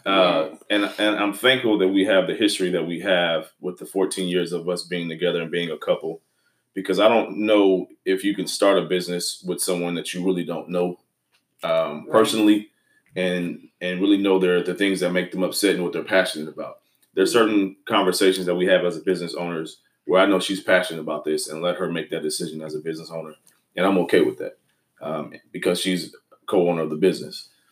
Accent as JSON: {"language": "English", "town": "Houston", "region": "Texas", "country": "United States", "said": "we're from Houston, Texas"}